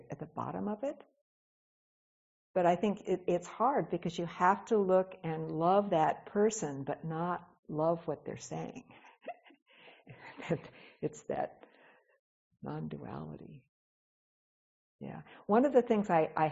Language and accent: English; Etowah, the South, United States; moved away; also born or lived in Los Angeles, California; when I was a child and a young woman growing up in Etowah